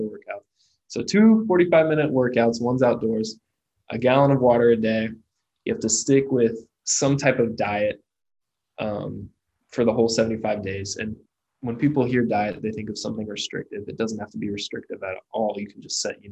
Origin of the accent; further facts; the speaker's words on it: Muncie, Indiana, United States; my hometown of Muncie, Indiana